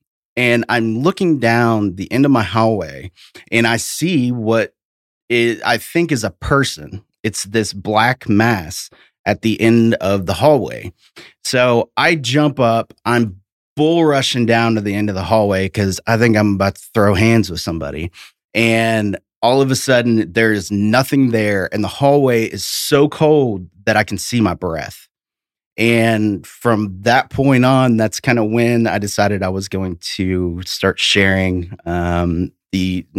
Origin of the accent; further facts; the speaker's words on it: Tennessee, United States; But yeah, I'm from East Tennessee originally.